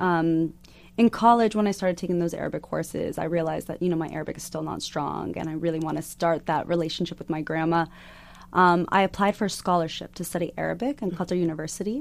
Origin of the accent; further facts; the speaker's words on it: Arizona, United States; growing up in Arizona.